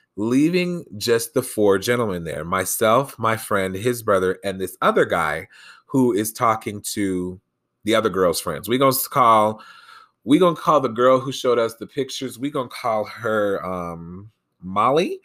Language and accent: English; Colorado, United States; here in my home state of Colorado